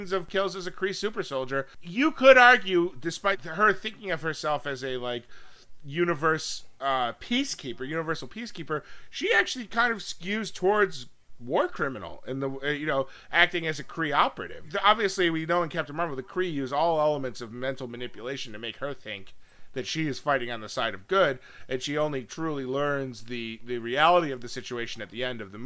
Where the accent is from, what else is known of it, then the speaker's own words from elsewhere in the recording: New York, United States; I'm from New York, but very far away. Almost Canada